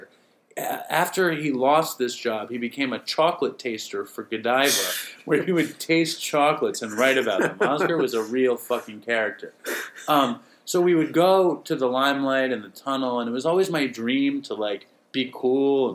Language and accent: English; New York City, New York, United States; I grew up in New York City.